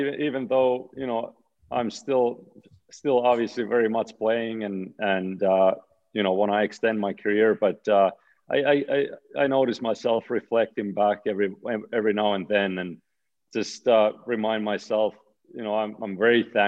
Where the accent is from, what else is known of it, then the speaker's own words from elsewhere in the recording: Oulu, North Ostrobothnia, Finland; moved away as an adult; my hometown pro team, Karpat